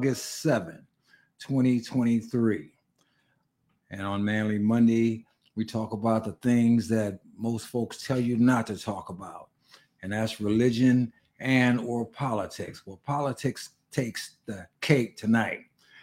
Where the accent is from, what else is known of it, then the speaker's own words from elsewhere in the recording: California, United States; now in Arizona, United States; I've only been in Arizona for a little bit more than 3 years now. I come from California.